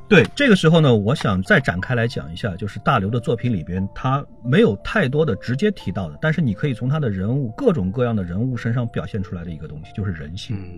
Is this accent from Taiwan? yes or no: no; China; 我们中国人